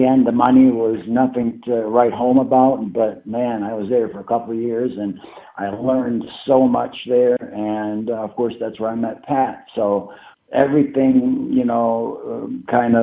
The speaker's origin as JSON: {"language": "English", "country": "Canada", "moved": "yes", "said": "myself being a Canadian citizen"}